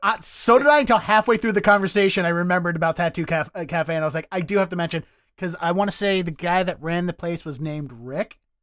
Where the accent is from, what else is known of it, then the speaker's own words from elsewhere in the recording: Dundalk, Maryland, United States; accent: Baltimore; now in Boston, United States; I grew up in Dundalk, which is technically the county